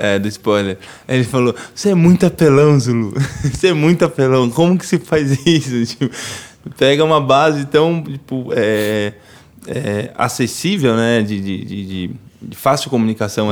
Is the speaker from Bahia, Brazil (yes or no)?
yes; Itapirama, Bahia, Brazil; moved away; also born or lived in São Paulo; lá em Itapirama, lá na roça, na vilinha lá da roça onde eu cresci